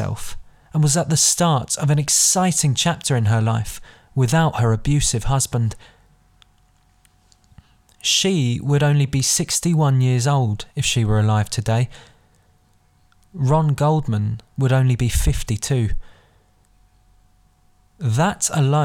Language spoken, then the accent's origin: English; London, United Kingdom; I was born and raised in London, not Los Angeles, not even America.